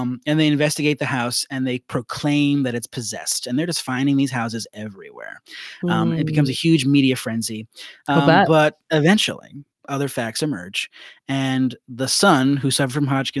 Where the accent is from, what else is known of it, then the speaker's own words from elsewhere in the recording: Southington, Connecticut, United States; where I grew up in Southington, Connecticut